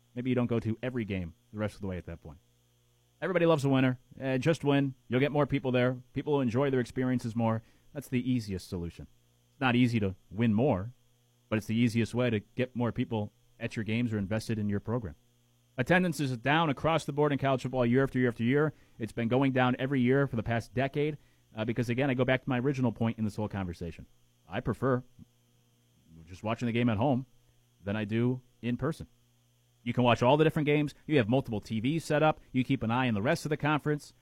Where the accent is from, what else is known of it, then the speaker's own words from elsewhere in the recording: Connecticut, United States; moved away; I just spent last week in my home state of Connecticut